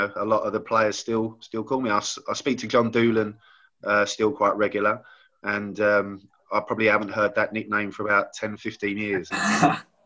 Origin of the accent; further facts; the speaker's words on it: Enfield, London, United Kingdom; also born or lived in Peterborough; I grew up in Enfield